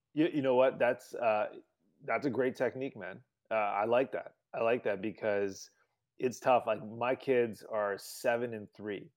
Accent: Canada; moved away as an adult; now in United States; growing up in Canada

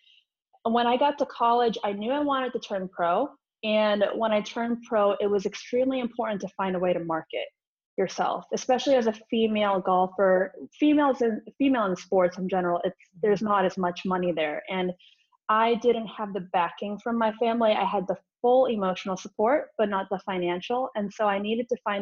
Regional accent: Chicago, Illinois, United States; moved away as an adult; also born or lived in Rockford, Illinois / Algonquin, Illinois; now in California, United States; I was raised in Chicago till maybe like 11 years old-ish, and then we moved out to the Algonquin area

